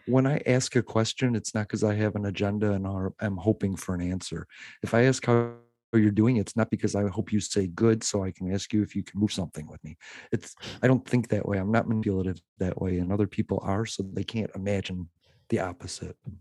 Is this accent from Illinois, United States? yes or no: yes; Illinois, United States